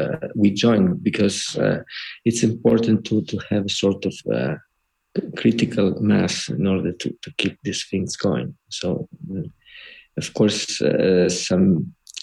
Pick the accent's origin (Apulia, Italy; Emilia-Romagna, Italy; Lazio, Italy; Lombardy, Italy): Apulia, Italy; Trani; moved away as an adult; also born or lived in Bologna; I'm not from Bologna, not born in Bologna. I was born in the south of Italy, in Puglia and Trani.